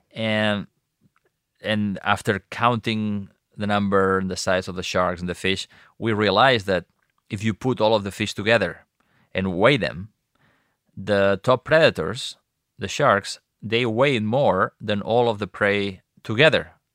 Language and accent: English; Costa Brava, Catalonia, Spain; I grew up on the Mediterranean coast of Spain and the Costa Brava in, in Catalonia